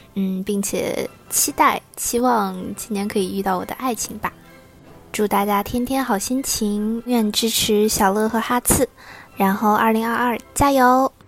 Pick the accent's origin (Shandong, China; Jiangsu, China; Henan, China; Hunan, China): Henan, China; accent: Henan dialect; moved away as an adult; 大家好，俺是来自河南了。呃，虽然我河南话不太标准，但是还是用方言跟大家说一声